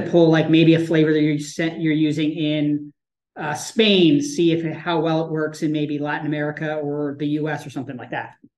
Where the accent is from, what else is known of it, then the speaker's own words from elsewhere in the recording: Canada; now in United States; I grew up in Canada